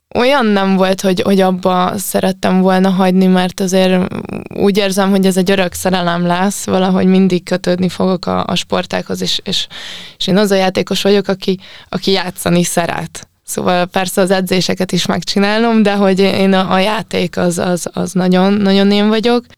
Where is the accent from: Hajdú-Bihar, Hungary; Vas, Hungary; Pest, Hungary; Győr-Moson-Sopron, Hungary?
Győr-Moson-Sopron, Hungary; Sopron; a Biancával mi együtt nőttünk fel Sopronban